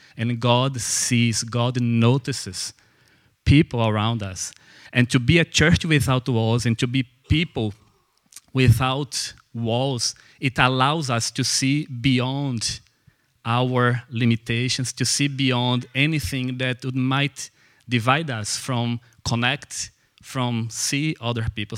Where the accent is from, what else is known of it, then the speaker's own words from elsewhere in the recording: Brazil; English is a second language; moved away as an adult; now in Belfast, United Kingdom; So I am Brazilian, and I came. You probably have noticed that I'm not from here by my accent.